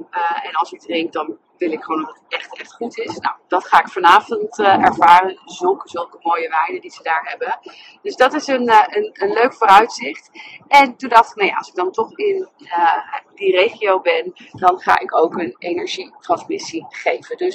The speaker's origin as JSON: {"language": "Dutch", "town": "Nijmegen", "region": "Gelderland", "country": "Netherlands", "lives_now": "Amsterdam, Netherlands", "said": "zelf in Amsterdam. En ik kom oorspronkelijk uit Nijmegen."}